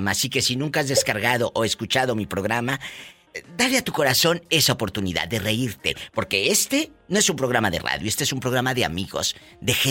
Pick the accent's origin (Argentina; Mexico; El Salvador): El Salvador; moved away as an adult; Del Salvador.